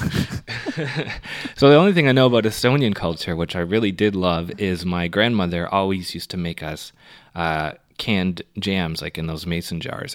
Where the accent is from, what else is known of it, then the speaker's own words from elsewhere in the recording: Canada; I'm from Canada.